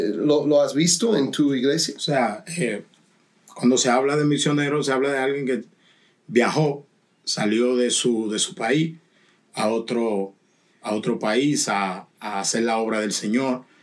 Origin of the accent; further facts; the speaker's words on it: Dominican Republic; yo soy dominicano